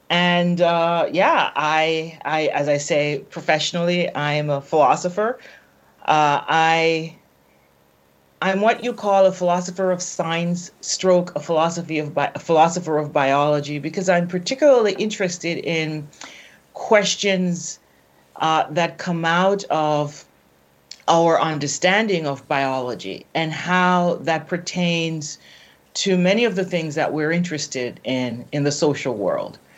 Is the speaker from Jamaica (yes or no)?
yes; Jamaica; I'm from Jamaica, then you have a sense of what I look like.